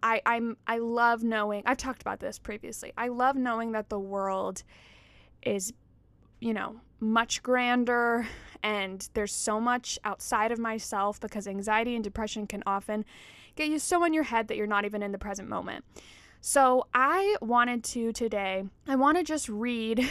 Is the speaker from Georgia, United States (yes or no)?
yes; Georgia, United States; growing up in Georgia, like there's Stone Mountain